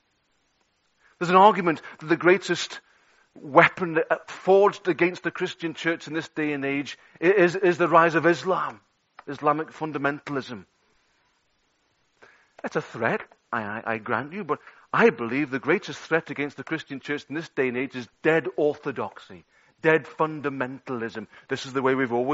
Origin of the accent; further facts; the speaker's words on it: Liverpool, North West England, United Kingdom; accent: Scouse; moved away; Brought up on the streets of Toxteth